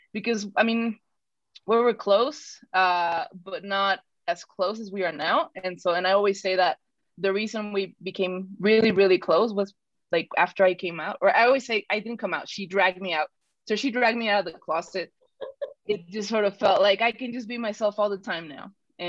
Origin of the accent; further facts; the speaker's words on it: Mexico City, Mexico; born there; So I'm the black sheep of the family because I was born in Mexico City. I don't know if I sound like I'm from Mexico City anymore, but I sound like I'm definitely not from northern Mexico.